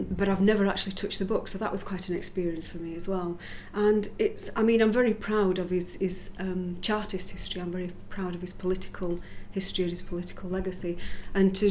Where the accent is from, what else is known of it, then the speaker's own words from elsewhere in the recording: Barnsley, Yorkshire and the Humber, United Kingdom; in Barnsley and I've lived in Barnsley all my life